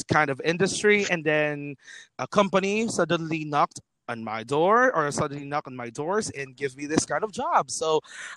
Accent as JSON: {"language": "English", "town": "Roxas City", "region": "Western Visayas", "country": "Philippines", "tie": "born or raised there", "said": "I'm on air in my hometown in Roja City in the province of Capiz"}